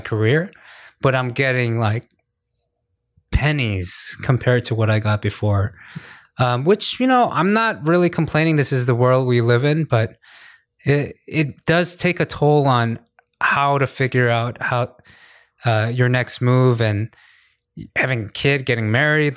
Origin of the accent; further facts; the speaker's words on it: United States; now in Korea; I'm I'm American